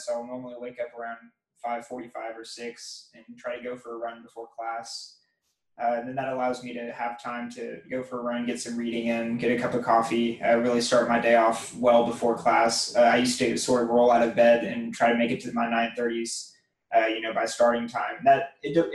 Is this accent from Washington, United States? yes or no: no; Waco, Texas, United States; I'm actually from Waco, Texas